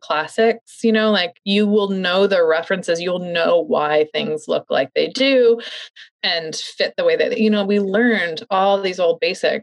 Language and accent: English; St. Louis, Missouri, United States; moved away as an adult; I'm from the Midwest, from St. Louis